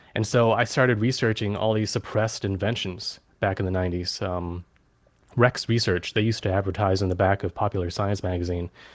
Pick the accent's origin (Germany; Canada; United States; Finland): Germany; I was born in Germany in nineteen eighty.